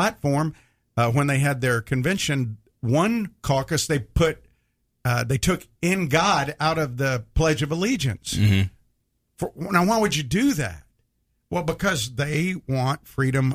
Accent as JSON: {"language": "English", "region": "the South", "country": "United States", "tie": "born or raised there", "said": "I grew up in the South with strong traditional values"}